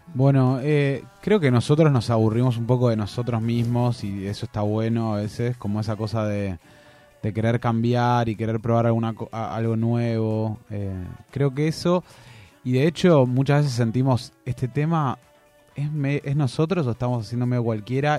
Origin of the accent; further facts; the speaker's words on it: Argentina; nosotros siendo argentinos y argentinas